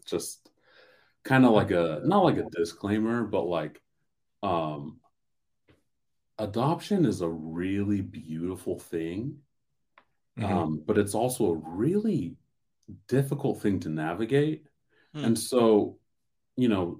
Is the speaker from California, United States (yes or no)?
yes; Southern California, United States; I grew up here in Southern California